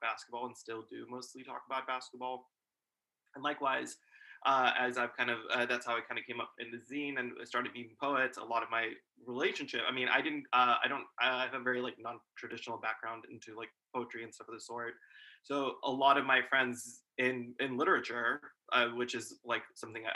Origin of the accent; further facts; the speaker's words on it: Pakistan; now in United States; So I was born in Pakistan